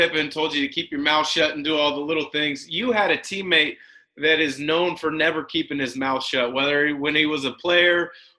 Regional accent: Portland, Oregon, United States; myself growing up in the Portland area

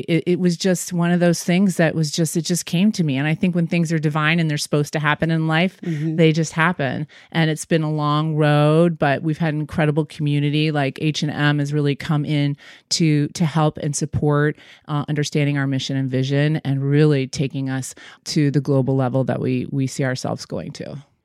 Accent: Michigan, United States; moved away; also born or lived in New York; I'm a hometown girl. I grew up in Michigan

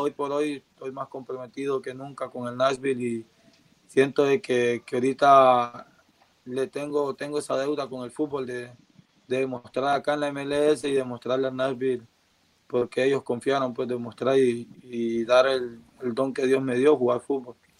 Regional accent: La Ceiba, Atlántida, Honduras; moved away; Ceiba, donde, donde nací

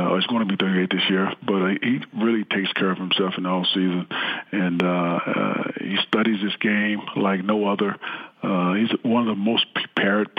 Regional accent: Texas, United States; growing up in Texas

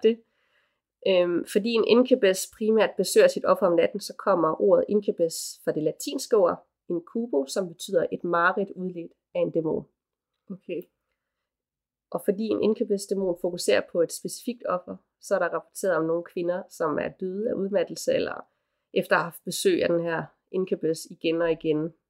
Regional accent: Aarhus, Central Denmark Region, Denmark; now in Copenhagen, Denmark; Aarhus, hvor jeg kommer fra oprindeligt. Og så bare her hjemme i København

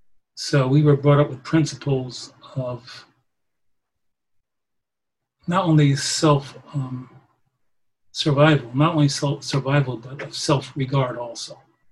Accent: Poughkeepsie, New York, United States; I was born in Poughkeepsie, New York, upstate New York, at a time of segregation. Faced a number of issues based upon my race, my skin color.

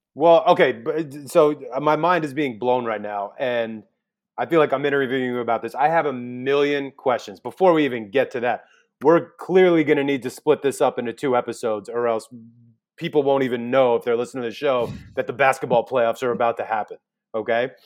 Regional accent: New York, United States; moved away as an adult; now in Los Angeles, United States; New York, I grew up in New York. I live in Los Angeles, pretty much twenty years, twenty years

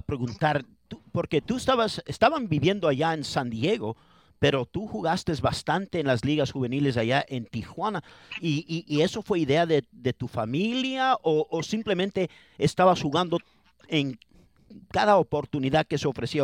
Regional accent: Ecuador; now in Los Angeles, United States; yo no soy mexicano, soy ecuatoriano

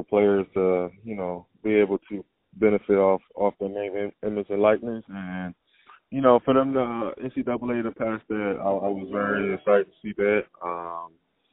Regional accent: United States; It was in Washington, D.C., close to my hometown

